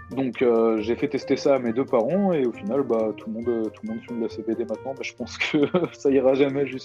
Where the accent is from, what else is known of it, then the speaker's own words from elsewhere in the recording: Alsace, Grand Est, France; moi je suis d'Alsace, mon confinement je le passe euh, chez mes parents.